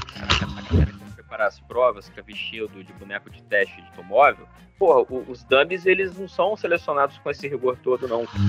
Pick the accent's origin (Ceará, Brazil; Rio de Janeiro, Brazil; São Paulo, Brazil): Rio de Janeiro, Brazil; falando um pouco como carioca